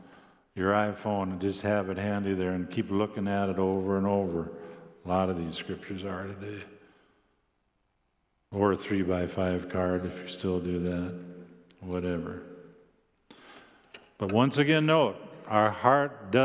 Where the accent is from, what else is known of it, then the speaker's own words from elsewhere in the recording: South Dakota, United States; also born or lived in Orange City, Iowa; I grew up in South Dakota and wore cowboy boots